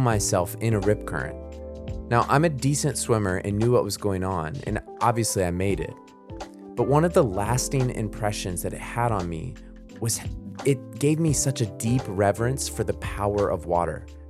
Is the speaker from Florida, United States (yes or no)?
yes; Florida, United States; I grew up in Florida